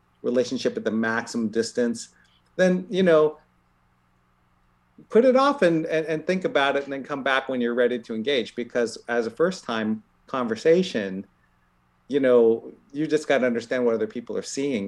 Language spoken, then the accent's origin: English; Columbus, Ohio, United States; now in Bay Area, United States; I grew up in Columbus, Ohio